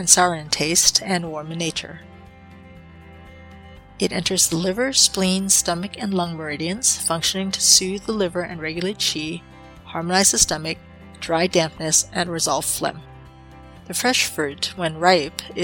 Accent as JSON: {"language": "English", "area": "Chinatown", "region": "California", "country": "United States", "tie": "born or raised there", "said": "Growing up in Chinatown"}